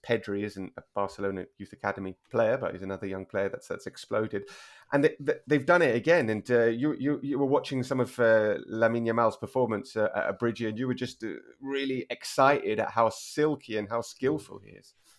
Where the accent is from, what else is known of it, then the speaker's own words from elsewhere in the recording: United Kingdom; moved away as an adult; now in Spain; I'm very British in that respect. Still, after 12 years here